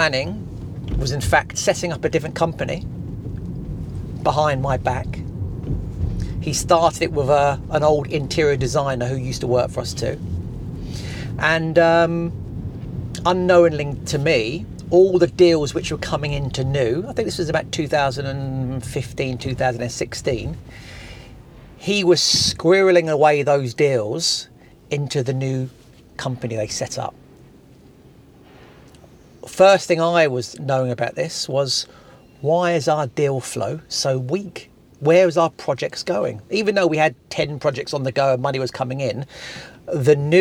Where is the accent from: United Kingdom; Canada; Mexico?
United Kingdom; Portsmouth, South East England; also born or lived in Horndean, Hampshire; I live in Hampshire in a place called Horndean. And I was born in Portsmouth. And so I've always been around that area.